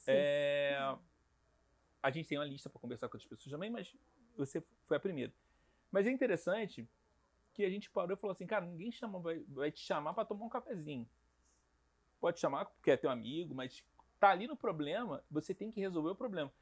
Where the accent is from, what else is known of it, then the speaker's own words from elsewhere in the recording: Rio de Janeiro, Brazil; eu sou carioca